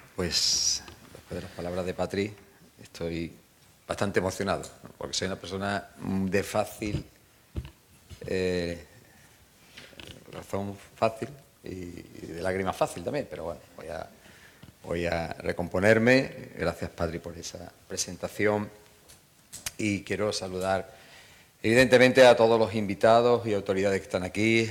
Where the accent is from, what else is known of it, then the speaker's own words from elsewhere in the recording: Province of Málaga, Andalusia, Spain; o los acantilados de Maro, ¿eh? o el Cantar, en mi pueblo